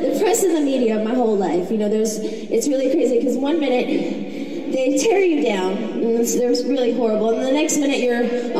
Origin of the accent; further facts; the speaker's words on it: Louisiana, United States; I'm a Southern girl, I'm from Louisiana. I'm from the South